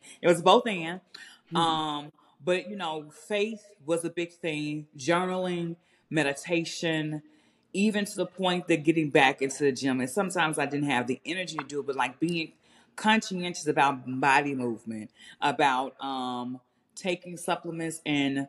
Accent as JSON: {"language": "English", "town": "Memphis", "region": "Tennessee", "country": "United States", "said": "I'm from Memphis, Tennessee, you know, I tell folks, I'm from one generation out the hood"}